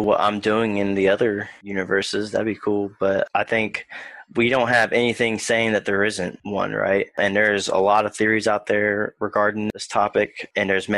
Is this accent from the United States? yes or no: yes; Beckley, West Virginia, United States; I was born in Beckley, West Virginia